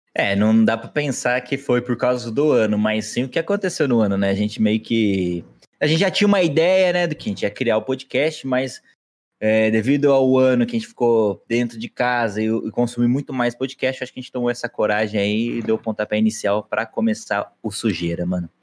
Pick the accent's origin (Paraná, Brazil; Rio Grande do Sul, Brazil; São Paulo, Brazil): São Paulo, Brazil; Aguaí; a gente é de Aguaí